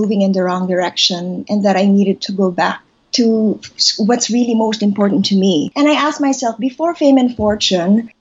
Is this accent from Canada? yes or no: no; Manila, Metro Manila, Philippines; I was born here, and I was raised here in Manila.